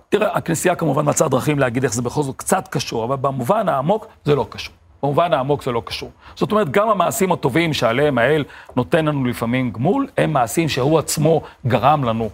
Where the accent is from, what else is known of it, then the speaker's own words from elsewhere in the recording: Beersheba, Southern District, Israel; כשאני גדלתי בבאר שבע